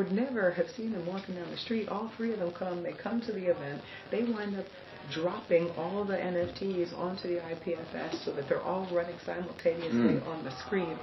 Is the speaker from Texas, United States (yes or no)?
no; Miami, Florida, United States; I'm from Miami.